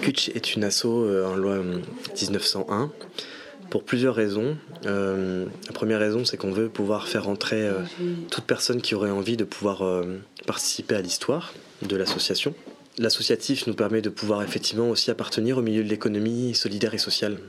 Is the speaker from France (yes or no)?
yes; Brest, Brittany, France; moved away as an adult; also born or lived in Paris; on s'est rencontrés sur les bancs de l'école en art appliqué au lycée Vauban, donc ici à Brest. Et il y a cinq ans, je suis revenu moi sur Brest